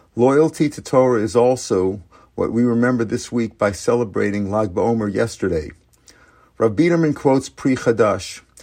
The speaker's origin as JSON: {"language": "English", "town": "St. Louis", "region": "Missouri", "country": "United States", "tie": "born or raised there", "moved": "yes", "said": "my hometown Cardinals"}